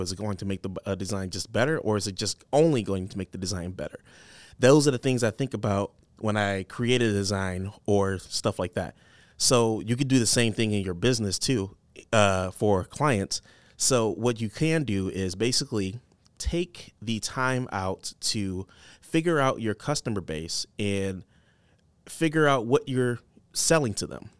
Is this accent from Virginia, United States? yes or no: no; Detroit, Michigan, United States; now in Cedar Rapids, United States; I'm from Detroit.